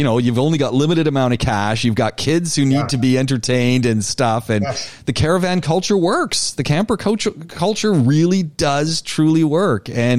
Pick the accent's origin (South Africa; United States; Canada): Canada; I'm from more north than the North Country. And my boys go, "Dad, why didn't you just say Canada?"